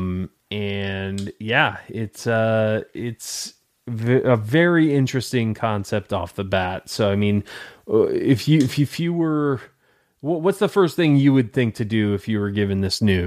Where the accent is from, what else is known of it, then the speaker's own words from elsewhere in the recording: Detroit, Michigan, United States; now in Tampa, United States; I'm in Tampa, Florida, originally from Detroit, Michigan